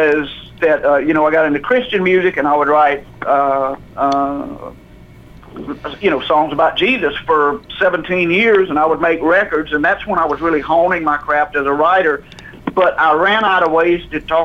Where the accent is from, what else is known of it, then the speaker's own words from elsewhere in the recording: Jackson, Mississippi, United States; moved away as an adult; now in Nashville, United States; I grew up in Jackson, Mississippi.